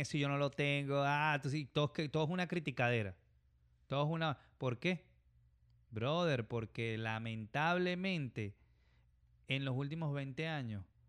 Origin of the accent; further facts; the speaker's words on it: Caracas, Capital District, Venezuela; moved away as an adult; now in United States; nosotros nos criamos en, en Manzanar, en, en Caracas